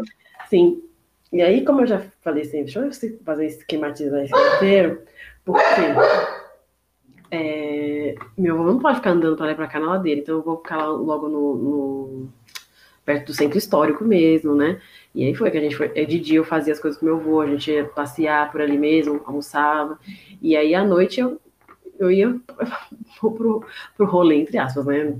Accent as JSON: {"language": "Portuguese", "region": "São Paulo", "country": "Brazil", "said": "eu sou paulista mesmo"}